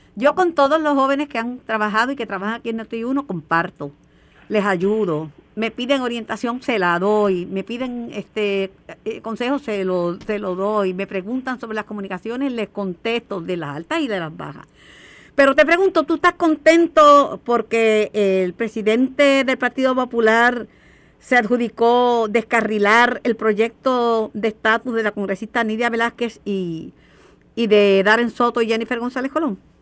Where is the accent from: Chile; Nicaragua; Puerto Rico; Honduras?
Puerto Rico; Mayagüez; vine yo de Mayagüez, de un arrabal